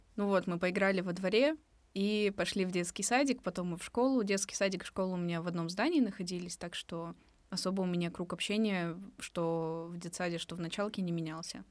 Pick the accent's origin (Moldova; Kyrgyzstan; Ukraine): Kyrgyzstan; Bishkek; moved away; я родилась и выросла в Бишкеке